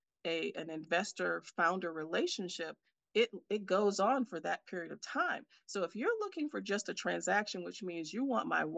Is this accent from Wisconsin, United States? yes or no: yes; Milwaukee, Wisconsin, United States; moved away as an adult; now in Silicon Valley, United States; I'm here in my hometown of Milwaukee, Wisconsin